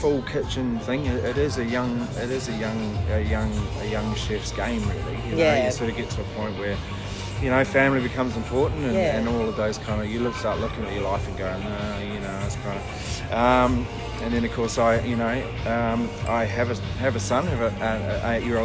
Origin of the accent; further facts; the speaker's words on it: New Zealand; I'm a Kiwi